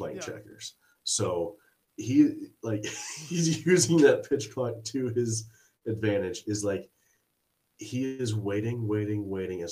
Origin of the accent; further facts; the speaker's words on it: Springfield, United States; I grew up in Springfield, where it was a standalone league